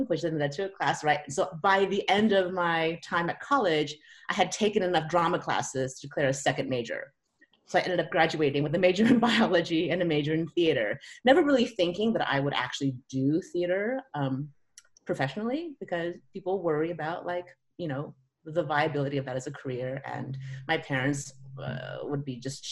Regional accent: California, United States; moved away as an adult; also born or lived in San Francisco; now in Seattle, United States; I grew up in California, and so I'd always thought I'd go back to California.

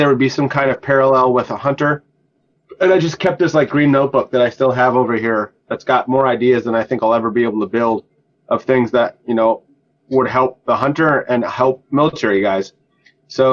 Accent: North Dakota, United States; moved away as an adult; I grew up in North Dakota

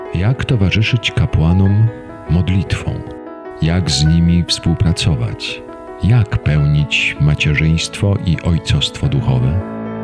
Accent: Szczecin, West Pomeranian Voivodeship, Poland; moved away; pochodzę z, ze Szczecina

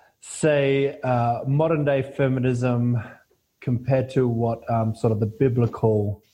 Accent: Adelaide, South Australia, Australia; I grew up in Adelaide.

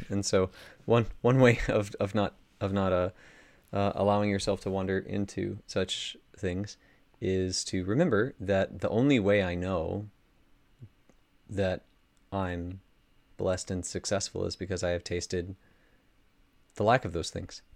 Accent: United States; as an American

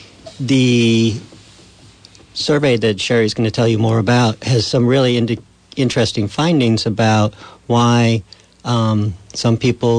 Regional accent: Putney, Vermont, United States; I grew up in Putney, a town famous for our present governor.

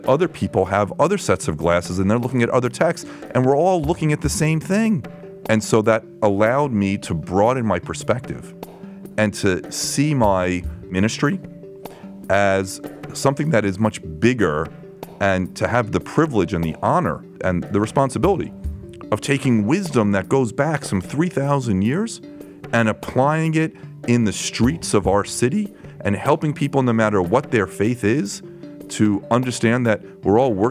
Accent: Lynbrook, New York, United States; I grew up on Long Island, Lynbrook, Long Island, which is just over the Queens border

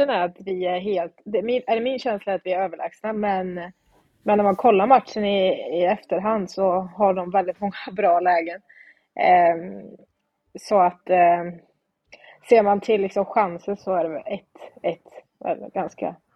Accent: Falköping, Västra Götaland, Sweden; Eh, jag började spela när jag var 11 år eh, och då började jag spela i Falköpings Kick, mm. eh, där jag kommer ifrån. Och spelade där tills jag var, tog studenten.

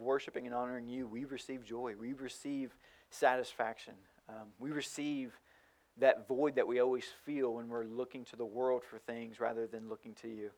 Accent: rural Tennessee, United States; moved away; also born or lived in Miami, Florida; my hometown of rural Tennessee

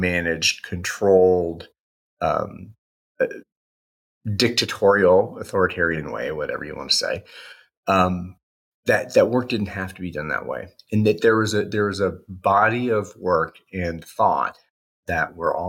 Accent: Indiana, United States; also born or lived in Bowling Green, Ohio; I grew up in the Midwest, U.S., Indiana.

